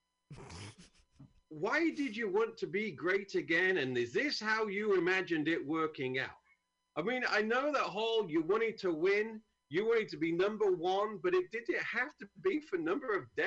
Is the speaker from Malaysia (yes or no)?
no; United Kingdom; moved away; I'm from a great country. We've had it in the name for 2,000 years